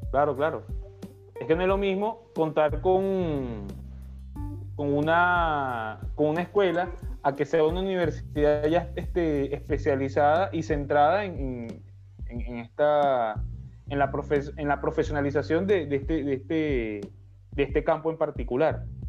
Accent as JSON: {"language": "Spanish", "country": "Venezuela", "said": "somos nosotros los venezolanos"}